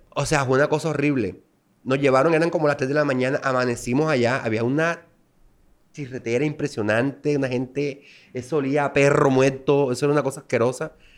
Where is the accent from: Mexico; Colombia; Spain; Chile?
Colombia; Las Palmas, Bolívar; moved away; soy nativo de Las Palmas, Bolívar